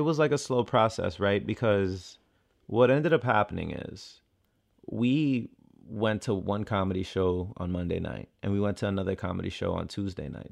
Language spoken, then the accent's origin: English; Miami, Florida, United States; moved away; I'm from Miami and I know what it's like